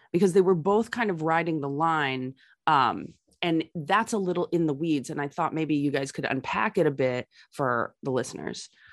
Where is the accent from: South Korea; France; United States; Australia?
United States; New York City, New York; also born or lived in Manhattan; where I grew up in Brooklyn